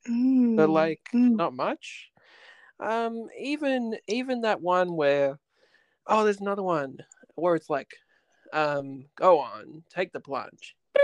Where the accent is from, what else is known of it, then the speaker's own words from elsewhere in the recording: Riverwood, New South Wales, Australia; When I was growing up near Riverwood, you know, they would always have what was it, Domino's across the road, and then they'd have Video Easy